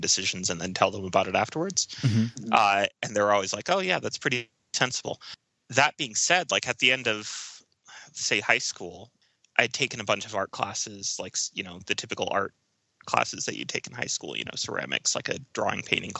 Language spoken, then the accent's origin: English; central Illinois, United States; moved away as an adult; also born or lived in Arizona / Indiana; now in Denver, United States; I was born in Arizona and then did a fair amount of growing up in central Illinois.